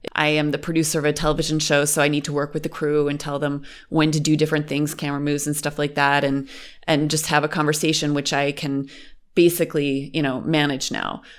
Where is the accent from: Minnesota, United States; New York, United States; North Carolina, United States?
New York, United States; Western; first language English; moved away as an adult; now in Berlin, Germany; I am from Western New York. It's a suburban area in America, and I grew up in a pretty conservative family